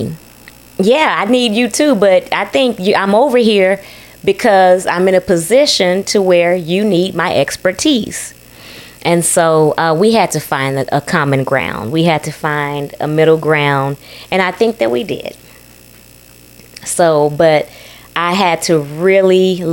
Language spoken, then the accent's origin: English; Texas, United States; also born or lived in Ethiopia; I'm from that on an ancestral level, but I did grow up in Texas too.